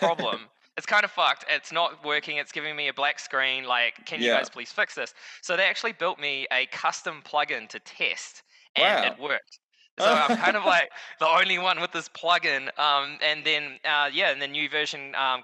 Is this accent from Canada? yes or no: no; New Zealand; now in Costa Rica; I'm currently based in Costa Rica, but I'm from New Zealand originally